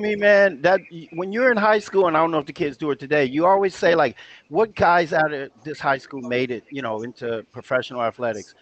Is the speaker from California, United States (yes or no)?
yes; Los Angeles, California, United States; also born or lived in San Antonio, Texas; moved to Los Angeles about the third grade